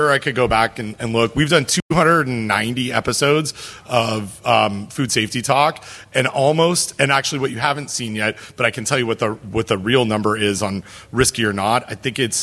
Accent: Canada; I'm from Canada

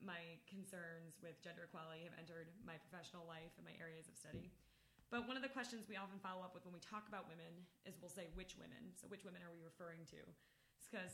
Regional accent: Buffalo, New York, United States; moved away as an adult; also born or lived in Boulder, Colorado; I'm from Buffalo, New York, where we are currently recording this, and for my first 26 years, lived in the north side of the city and the west side of the city

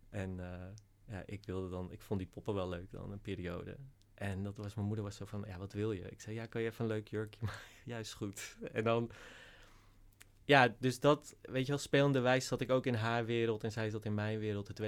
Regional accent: Langendijk, North Holland, Netherlands; Uh, in Langendijk. een heel klein dorpje. En ons uitzicht was ook echt letterlijk op een koeienlandschap.

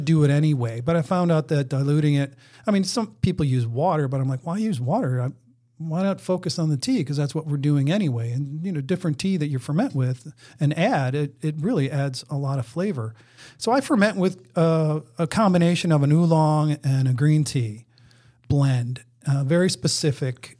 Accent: Buffalo, New York, United States; now in Maryland, United States; I'm from Buffalo. S, when I was growing up, going to grade school, I made maple syrup.

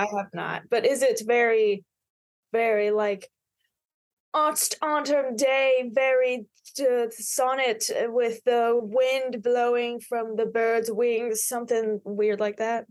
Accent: Tullahoma, Tennessee, United States; also born or lived in Knoxville, Tennessee; I was born and raised in Tullahoma, Tennessee

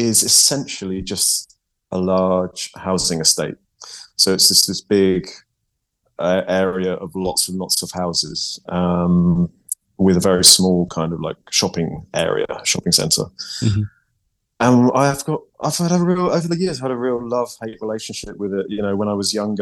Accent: Yate, South West England, United Kingdom; moved away as an adult; also born or lived in Bath, United Kingdom / Croydon, London, United Kingdom; now in Bristol, United Kingdom; I'm from Yate.

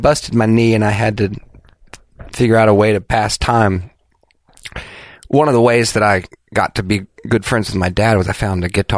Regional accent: Clarksville, Tennessee, United States; Raised by wolves in Clarksville, Tennessee.

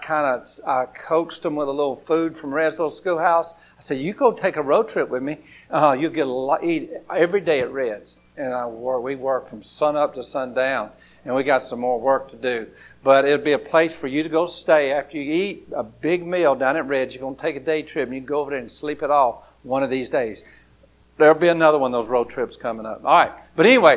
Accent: Grady, Alabama, United States; growing up in Grady, Alabama

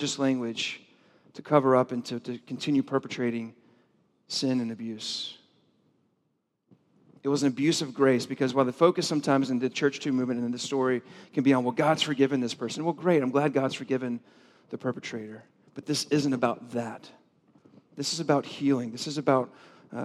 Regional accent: the South, United States; I grew up in the South

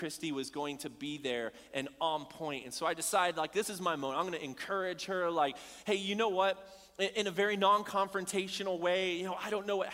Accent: Bullhead City, Arizona, United States; moved away; I grew up in Arizona, a small town called Bullhead City

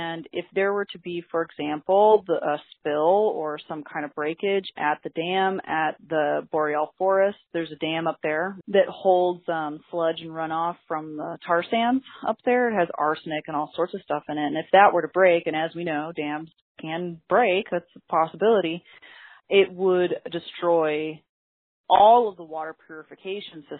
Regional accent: Portland, Oregon, United States; I was actually born and raised on the West Coast, and I grew up in an urban indigenous community in Portland, Oregon

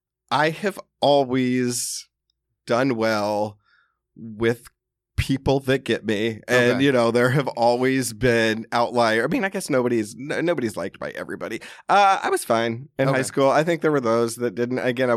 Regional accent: the South, United States; I grew up in the South. So I mean, we drank in high school.

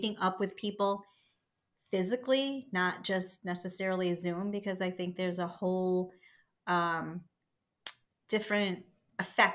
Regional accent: Scotland, United Kingdom; I'm Scottish

